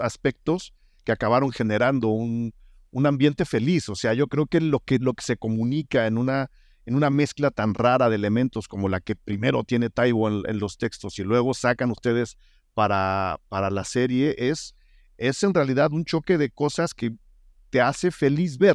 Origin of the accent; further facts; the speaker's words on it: Mexico; nosotros mismos como público mexicano